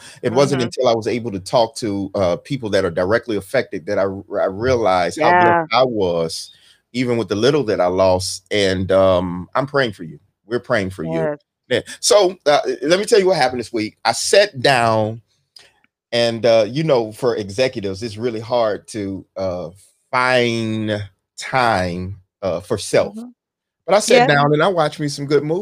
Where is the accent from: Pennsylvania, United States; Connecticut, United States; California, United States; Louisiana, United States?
Louisiana, United States; I'm from Louisiana. I'm used to hurricanes